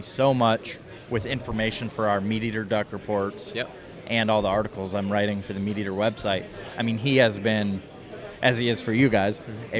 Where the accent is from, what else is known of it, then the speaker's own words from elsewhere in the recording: Iowa, United States; moved away as an adult; also born or lived in South Dakota; so I moved from Iowa. I grew up in Iowa and then moved to South Dakota State for college